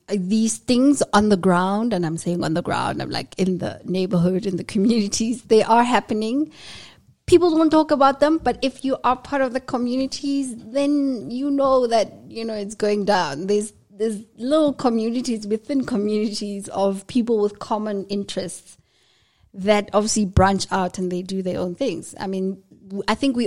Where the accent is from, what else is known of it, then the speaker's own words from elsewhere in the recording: Soweto, Gauteng, South Africa; I grew up in Soweto